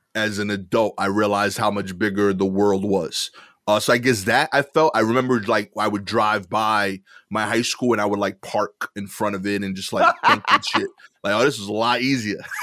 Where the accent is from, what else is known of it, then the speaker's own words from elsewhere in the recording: New York City, New York, United States; I grew up in East New York and now I live in Cypress Hill section of East New York